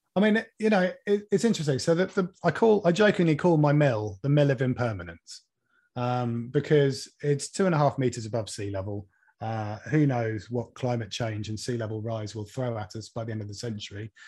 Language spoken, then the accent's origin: English; Norwich, East of England, United Kingdom; I was born and brought up in Norwich